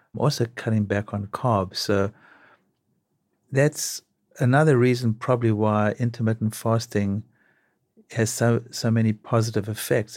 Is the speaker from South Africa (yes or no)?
yes; South Africa; now in New York, United States; growing up in South Africa